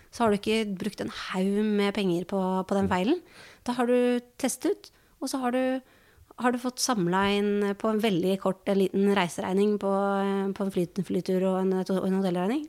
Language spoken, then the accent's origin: Norwegian; Norway; vi som nordmenn